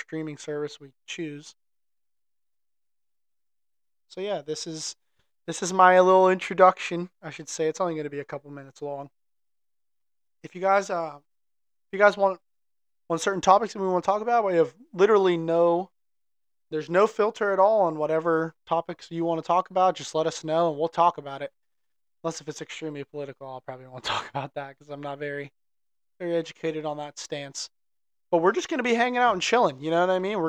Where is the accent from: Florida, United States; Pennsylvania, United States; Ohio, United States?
Pennsylvania, United States; Pittsburgh; I'm from Pittsburgh, come from a big family